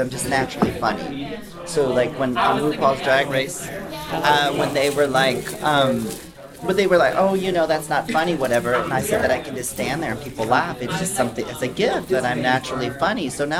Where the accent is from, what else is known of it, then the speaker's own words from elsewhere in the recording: Texas, United States; also born or lived in Mexico; Originally, I'm from Texas and Mexico.